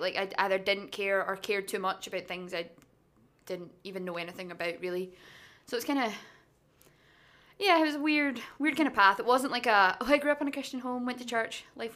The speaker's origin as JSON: {"language": "English", "town": "Blackwood", "region": "Wales", "country": "United Kingdom", "said": "I'm from a little town called Blackwood, which is the middle of nowhere."}